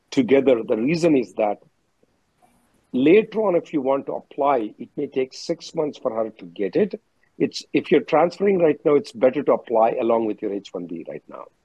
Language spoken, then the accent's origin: English; Philippines; now in United States; I'm currently on the fifth year of J1. I'm from Philippines.